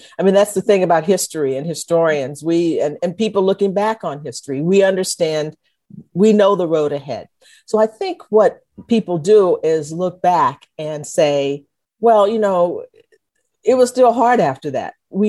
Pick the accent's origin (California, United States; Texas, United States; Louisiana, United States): Texas, United States; our chauvinism about being Texans.